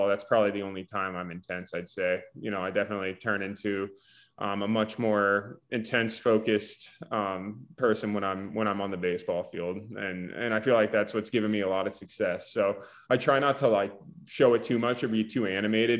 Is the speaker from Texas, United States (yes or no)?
no; Winter Haven, Florida, United States; We grew up in Central Florida, like I said, in Winter Haven